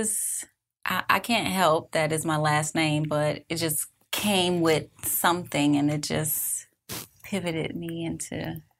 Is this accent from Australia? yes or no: no; Miami, Florida, United States